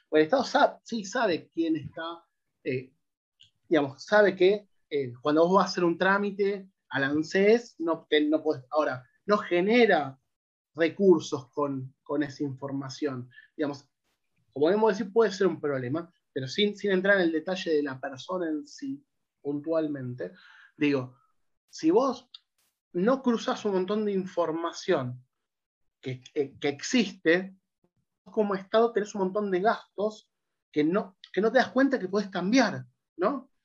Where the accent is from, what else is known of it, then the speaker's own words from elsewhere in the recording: Argentina; nosotros como argentinos